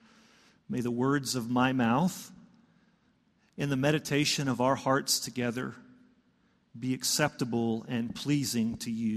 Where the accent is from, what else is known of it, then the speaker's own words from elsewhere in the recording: Wichita Falls, Texas, United States; I grew up in Wichita Falls, Texas. In North Texas here